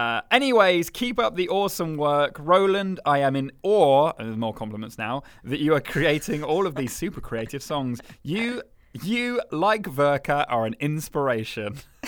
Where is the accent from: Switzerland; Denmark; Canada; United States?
Denmark; English is a second language; To choose one favourite from Sweden and my home country Denmark was quite difficult.